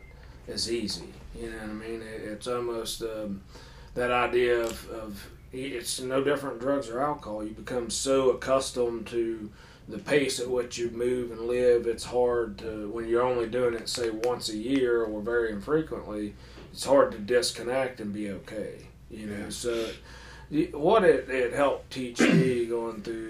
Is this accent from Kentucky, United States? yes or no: yes; Paintsville, Kentucky, United States; born or raised there